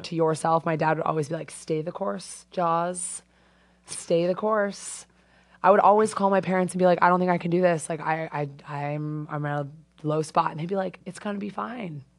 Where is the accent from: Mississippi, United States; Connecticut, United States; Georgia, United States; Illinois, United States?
Connecticut, United States; Avon; moved away as an adult; also born or lived in Bay Area, California; I'm from Avon.